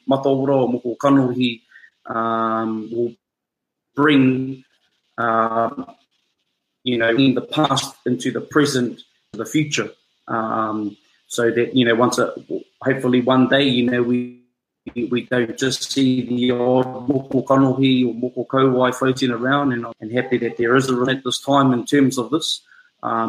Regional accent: Rotorua, Bay of Plenty, New Zealand; moved away; I'm from Rotorua, the center of the universe

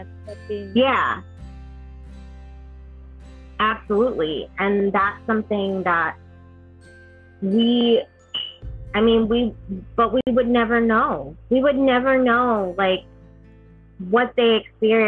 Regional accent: New York, United States; moved away as an adult; also born or lived in Alabama; I grew up in New York

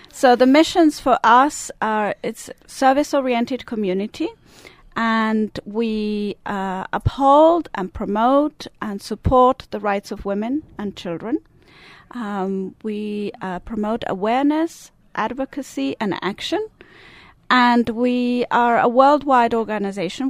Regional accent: Italian part of Switzerland, Italian-speaking Switzerland, Switzerland; now in United States; I do have an accent. Yeah. I'm Swiss. I was born in the Italian part of Switzerland

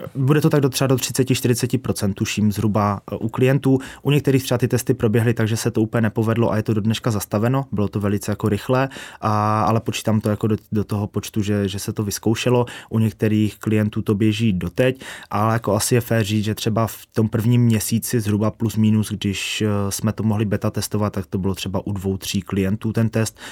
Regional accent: Ostrava, Moravian-Silesian Region, Czechia; jsme z Ostravy, což asi trošku půjde slyšet

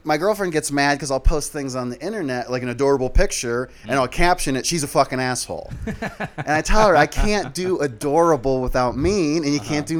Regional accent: Des Moines, Iowa, United States; Born in Des Moines, Iowa.

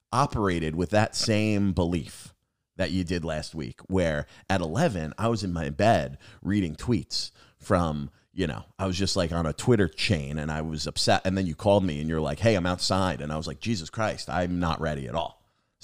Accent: New York, United States; now in Massachusetts, United States; I grew up on Long Island, and Long Island and New Jersey are diner country, dude. And then I moved to Massachusetts, and they have like no diners.

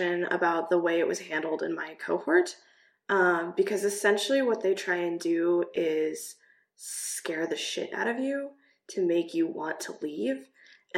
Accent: Kansas, United States; moved away as an adult; also born or lived in Namibia / Czech Republic; now in Prague, Czech Republic; I'm from Kansas, I'm used

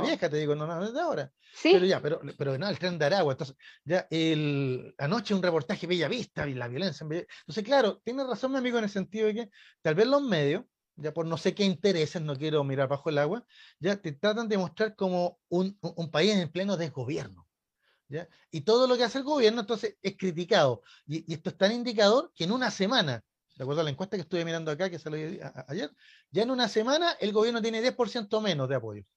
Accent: Chile; como chilenos

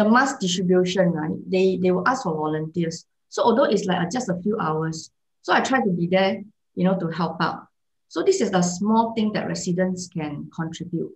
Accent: Malaysia; moved away; also born or lived in Singapore; I come from Malaysia, okay? I stayed in Singapore for many years. So in the past, during my childhood, I experienced kampung life

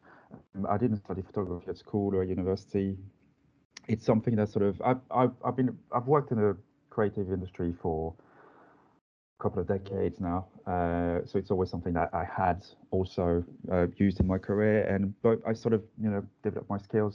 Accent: Lens, Hauts-de-France, France; accent: French; English is a second language; moved away as an adult; now in London, United Kingdom; I'm from France, as you can hear from my accent, from quite a small mining town called Lens

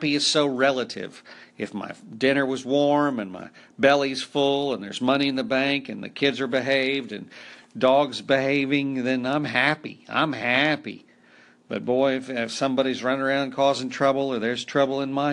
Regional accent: Oklahoma, United States; also born or lived in Netherlands; I had paddles in the school system where I grew up in Oklahoma

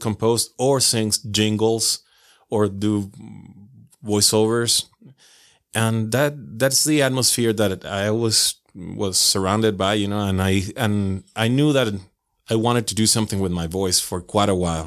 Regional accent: Venezuela; moved away as an adult; now in Utah, United States; I'm originally from Venezuela

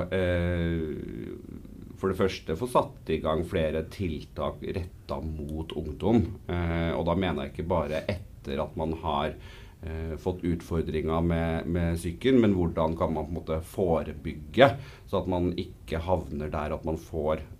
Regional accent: Snillfjorden, Trøndelag, Norway; Eh, og så er jeg trønder, men det hører man ikke før jeg eh, bestemmer meg for

